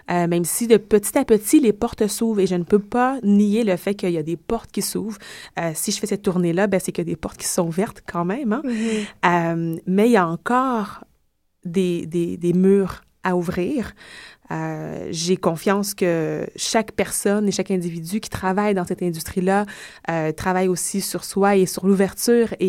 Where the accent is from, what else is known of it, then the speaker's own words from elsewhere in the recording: Quebec, Canada; born there; je suis née au Québec depuis de multiples générations